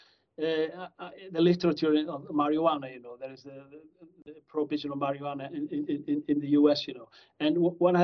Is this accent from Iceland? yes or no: yes; Reykjavik, Capital Region, Iceland; also born or lived in Missouri, United States; I grew up in Iceland, in Reykjavik. You know, this is my hometown.